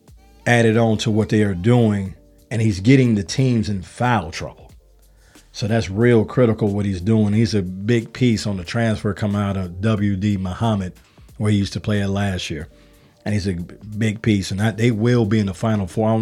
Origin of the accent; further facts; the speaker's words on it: Chicago, Illinois, United States; I'm from Chicago, too